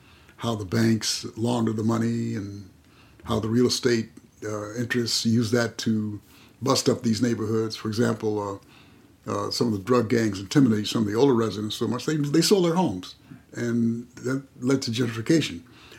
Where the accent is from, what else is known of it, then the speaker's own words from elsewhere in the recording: El Cerrito, California, United States; I came from El Cerrito, where, you know, the neighborhoods were safe and the police saw to it that they were safe.